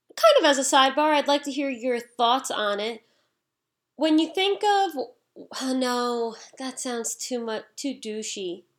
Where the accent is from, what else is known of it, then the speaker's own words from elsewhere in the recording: United States; I'm from America